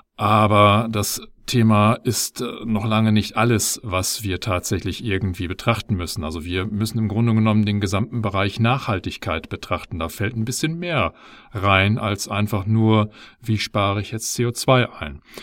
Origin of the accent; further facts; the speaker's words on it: Germany; bei uns in Deutschland